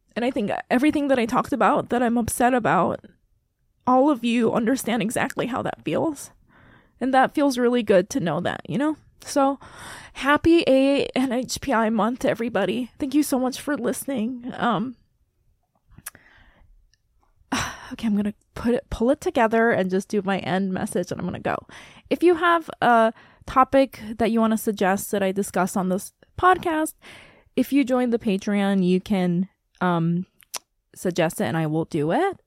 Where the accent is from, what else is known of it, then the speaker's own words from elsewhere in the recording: Saipan, Northern Mariana Islands; moved away; I am from Micronesia. I grew up on Saipan